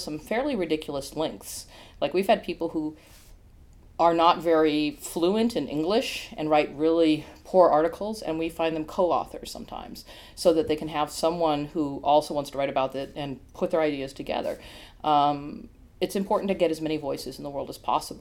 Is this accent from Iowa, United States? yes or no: yes; Iowa, United States; moved away; I've had some funny conversations recently about growing up in Iowa. And I grew up in a very small town